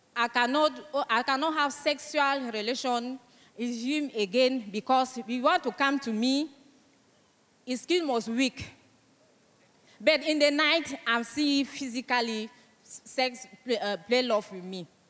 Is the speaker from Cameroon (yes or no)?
yes; Cameroon; first language French; English is a second language; I come from Cameroon